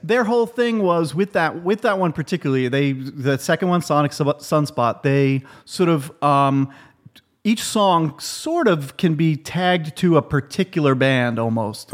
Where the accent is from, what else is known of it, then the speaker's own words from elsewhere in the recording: New York City, New York, United States; I'm from Queens